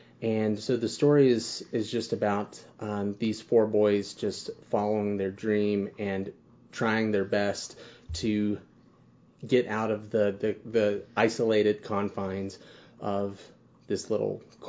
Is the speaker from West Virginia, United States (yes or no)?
yes; Beckley, West Virginia, United States; fairly close to where I grew up in Beckley, West Virginia.